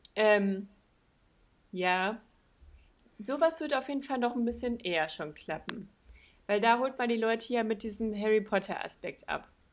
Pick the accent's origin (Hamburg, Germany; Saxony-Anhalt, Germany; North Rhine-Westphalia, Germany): North Rhine-Westphalia, Germany; Balve; bei uns in Balve